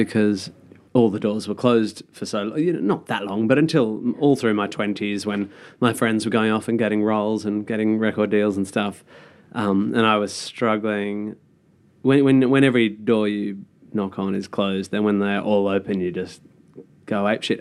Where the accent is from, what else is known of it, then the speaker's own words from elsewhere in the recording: Perth, Western Australia, Australia; moved away; I come from Perth